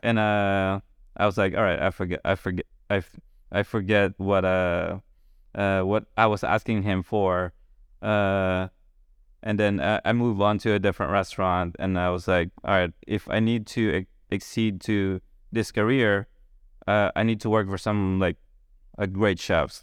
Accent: Philippines; moved away as an adult; also born or lived in Boston, United States; now in Charleston, United States; still growing up in the Philippines

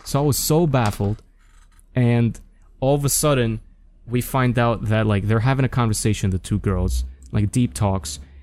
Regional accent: New York, United States; being a New Yorker, you know, growing up, I always, especially in, like, elementary school and middle school

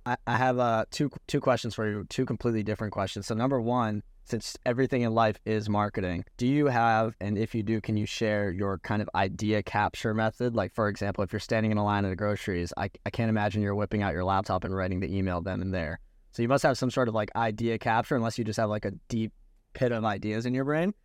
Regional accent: Orlando, Florida, United States; also born or lived in New York City / Bali; now in Miami, United States; I grew up in Orlando, so, like, three hours from Miami

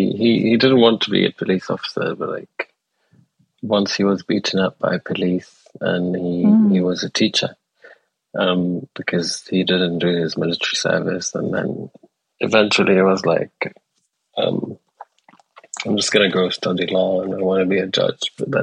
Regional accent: Aleppo, Aleppo Governorate, Syria; also born or lived in Damascus / Homs; So I was born in Damascus, lived there for 3 years or 4 years, and then we moved to another city, Homs, and then we moved to Aleppo, and like we moved within Aleppo.

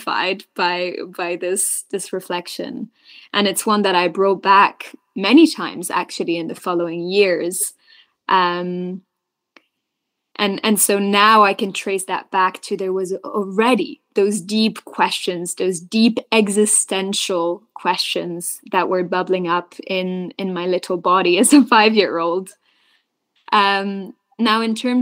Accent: Belgium; I was born and raised in Belgium, which is this third nationality

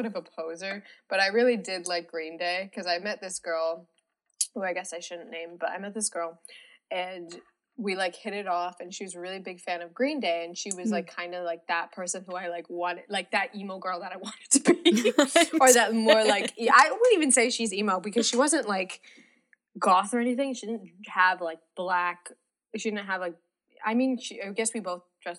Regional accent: Wellesley, Massachusetts, United States; moved away as an adult; now in North Carolina, United States; I am from Wellesley, Massachusetts

